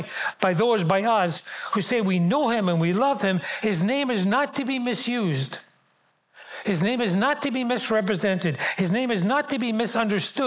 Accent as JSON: {"language": "English", "town": "Glasgow", "region": "Scotland", "country": "United Kingdom", "tie": "born or raised there", "moved": "as an adult", "said": "I grew up in Glasgow"}